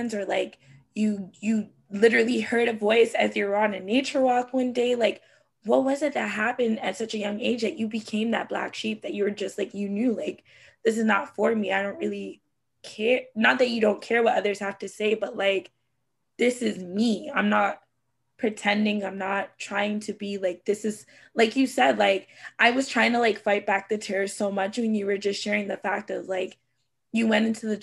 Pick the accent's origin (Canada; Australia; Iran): Canada; my family background is like Jamaican. I am Canadian